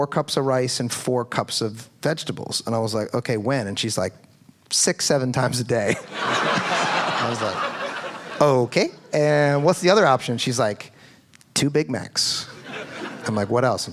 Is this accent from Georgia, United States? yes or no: no; Philadelphia, Pennsylvania, United States; I'm from Philadelphia